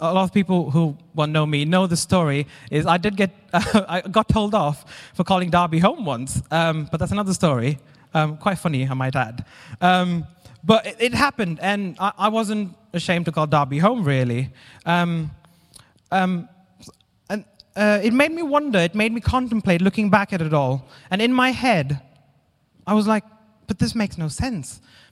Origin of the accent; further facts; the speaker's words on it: India; moved away as an adult; now in Derby, United Kingdom; I'm originally from India, and when I was younger, really young, I wasn't coping very well with school. So I moved away from my parents to go and live with my grandparents to a different school in a different city